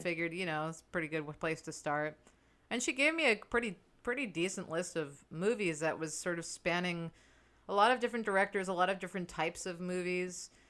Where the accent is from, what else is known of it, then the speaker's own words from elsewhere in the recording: New York City, New York, United States; born, born and raised before it was too cool